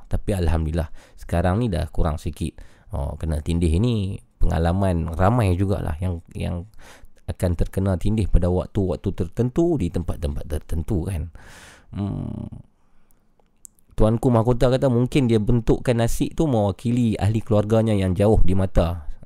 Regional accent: Yan, Kedah, Malaysia; Saya dari Yan Kedah.

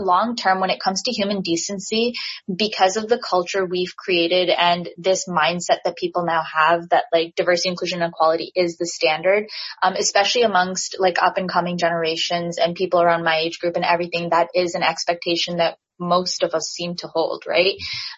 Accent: Pakistan; And, you know, I'm Pakistani and my Indian friends absolutely love.

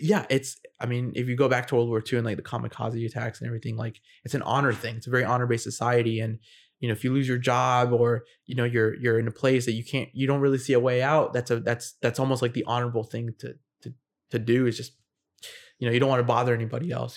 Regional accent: United States; I'm an American who is in the military and I'm in Japan

